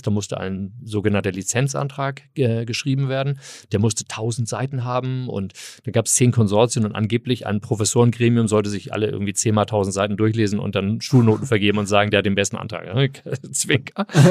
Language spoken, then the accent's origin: German; Hamburg, Germany; moved away as an adult; also born or lived in California, United States; ich komme aus Hamburg, ich bin Eppendorf. Äh, ah. Eppendorf groß gewachsen